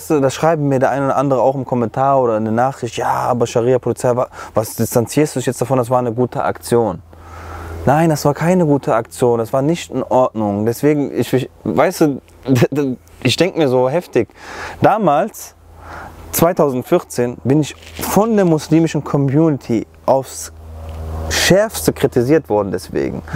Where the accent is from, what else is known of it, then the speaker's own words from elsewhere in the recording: Germany; erstens bin ich selber Deutscher, zweitens habe ich erkannt, und das ist eigentlich schon traurig, das selber zu sagen weil ich hier groß geworden bin, dass mein Heimatland ist